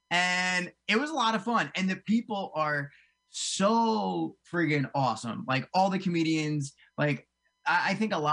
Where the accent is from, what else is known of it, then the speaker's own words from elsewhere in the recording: New Jersey, United States; So actually, I grew up in South Jersey. I grew up right outside of uh, like Cherry Hill, uh, way down south